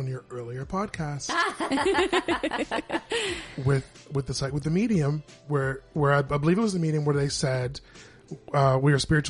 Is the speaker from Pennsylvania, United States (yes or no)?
yes; Pittsburgh, Pennsylvania, United States; I am in my mid-40s. Born and raised here, right here in Pittsburgh.